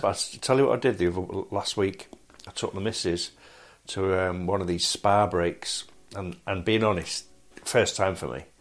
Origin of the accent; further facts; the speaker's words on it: Manchester, North West England, United Kingdom; growing up in Manchester and and being born there